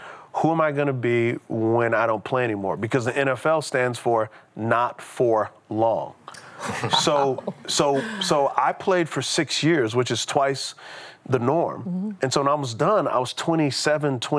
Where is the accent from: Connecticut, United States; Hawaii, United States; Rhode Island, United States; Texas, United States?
Texas, United States; San Antonio; moved away; So I grew up in San Antonio, Texas. And so I'm a Texas boy